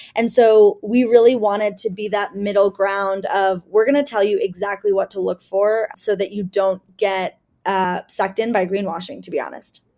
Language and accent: English; Cleveland, Ohio, United States; moved away; I am originally from Cleveland, Ohio, and that was a really interesting place to grow up